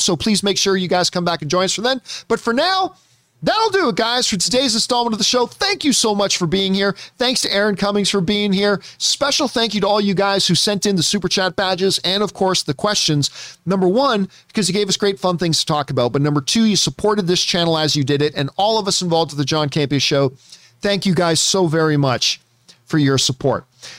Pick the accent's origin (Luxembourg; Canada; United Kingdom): Canada; See, for me, growing up in Canada, it was not... Blockbuster wasn't the chain. There were Blockbusters in Canada, but the chain in Canada was Rogers Video.